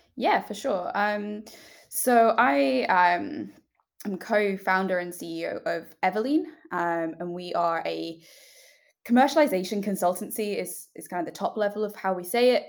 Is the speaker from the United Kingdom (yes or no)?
yes; United Kingdom; accent: British; also born or lived in United States; we are British, as you might be able to tell from my accent